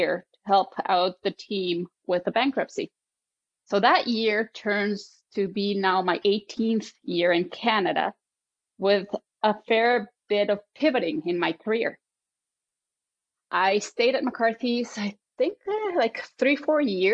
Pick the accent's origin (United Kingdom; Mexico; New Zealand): Mexico; moved away; I was born in Mexico in a German family, and obviously was raised in a European way in Mexico.